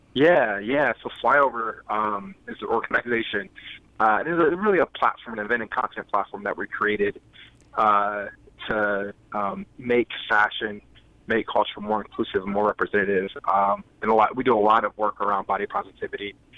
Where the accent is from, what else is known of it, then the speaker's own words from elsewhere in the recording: Columbus, Ohio, United States; moved away as an adult; now in Iowa City, United States; I live in Iowa City, Iowa, but I'm originally from Columbus, Ohio